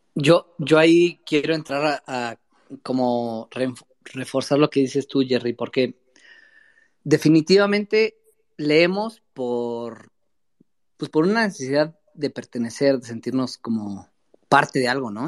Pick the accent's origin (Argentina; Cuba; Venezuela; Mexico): Mexico; Metepec, State of Mexico; yo soy de Metepec, Estado de México, metepequeño